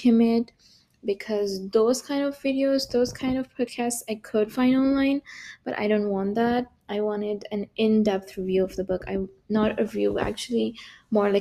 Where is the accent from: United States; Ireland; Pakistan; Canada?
Pakistan; now in Berlin, Germany; I'm from Pakistan originally. Currently I'm living, studying and working in Germany. I'm in Berlin